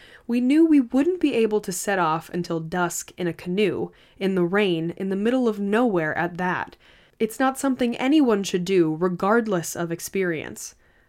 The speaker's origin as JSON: {"language": "English", "country": "Canada", "said": "I'm Canadian. I live in northern Ontario near a border town to Michigan."}